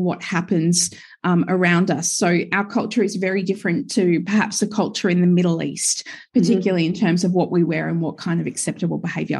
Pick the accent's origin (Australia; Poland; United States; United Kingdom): Australia; Gold Coast, Queensland; now in Sunshine Coast, Australia; I was born and raised on the Gold Coast.